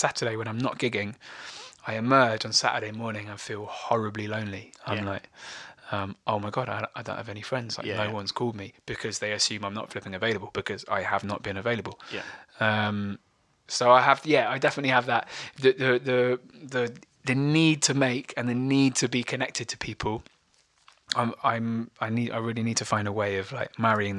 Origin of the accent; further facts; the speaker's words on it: Bristol, South West England, United Kingdom; the mates I grew up with in Bristol